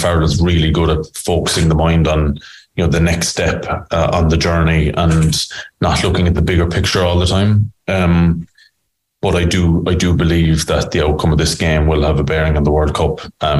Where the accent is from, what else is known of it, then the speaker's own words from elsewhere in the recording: Scotland, United Kingdom; as a Scottish player, you know that the team you're playing against are better than you